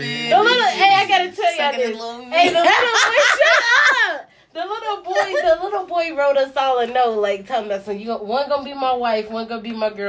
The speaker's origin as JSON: {"language": "English", "town": "Kansas City", "region": "Kansas", "country": "United States", "tie": "born or raised there", "also_born_or_lived": "Missouri", "moved": "yes", "said": "I was raised in Kansas City, Kansas. Right. My whole life. I was born at KU. So, Kansas City, Kansas, born and raised."}